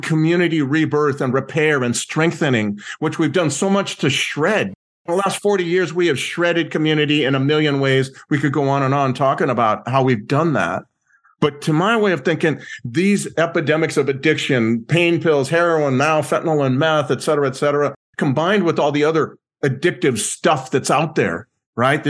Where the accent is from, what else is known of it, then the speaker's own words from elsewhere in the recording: Southern California, United States; growing up in Southern California